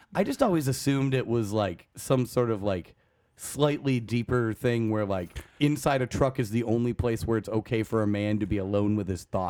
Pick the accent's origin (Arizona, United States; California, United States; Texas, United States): Arizona, United States; I grew up in Arizona